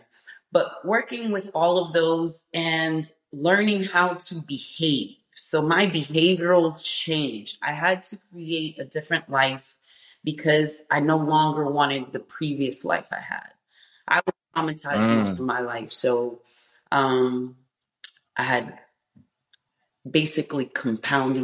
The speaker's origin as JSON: {"language": "English", "town": "Boston", "region": "Massachusetts", "country": "United States", "tie": "born or raised there", "also_born_or_lived": "New York", "said": "I was born in New York, but I was raised in Boston. So I'm from Dorchester"}